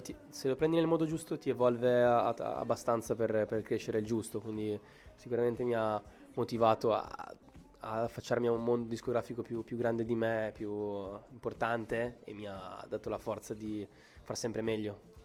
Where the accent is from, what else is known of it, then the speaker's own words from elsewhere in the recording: Brescia, Lombardy, Italy; also born or lived in Cremona; io sono di Brescia, di Brescia Cremona